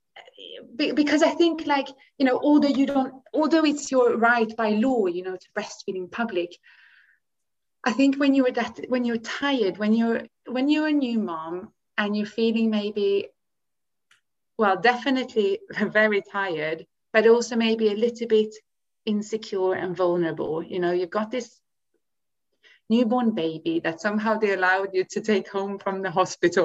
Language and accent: English; Sweden; now in United Kingdom; I grew up in Sweden